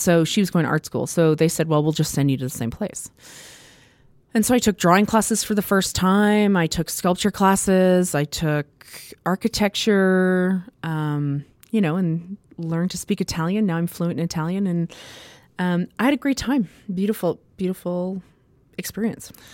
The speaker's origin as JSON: {"language": "English", "town": "Prudhomme", "region": "Saskatchewan", "country": "Canada", "tie": "born or raised there", "also_born_or_lived": "Edmonton, Alberta / Italy", "said": "my family moved later to small town"}